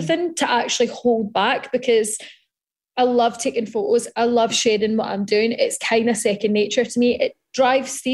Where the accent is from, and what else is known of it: Scotland, United Kingdom